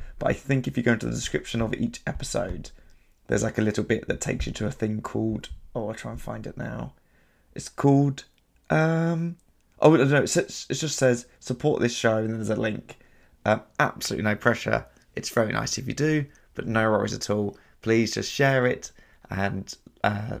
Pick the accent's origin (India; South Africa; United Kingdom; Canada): United Kingdom; I didn't grow up in a city, but I grew up near London